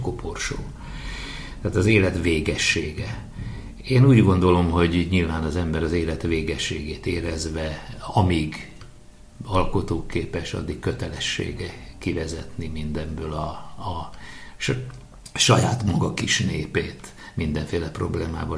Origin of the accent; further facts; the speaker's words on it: Veszprém, Veszprém County, Hungary; mégiscsak a szülővárosom és a színházunk székhelye